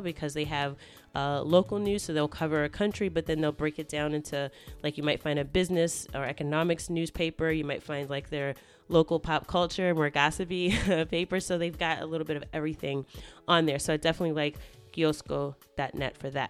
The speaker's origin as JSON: {"language": "English", "region": "East Coast", "country": "United States", "said": "here in the US, I'm from the East Coast, so when we're talking about carbonated beverages, we refer to them as soda"}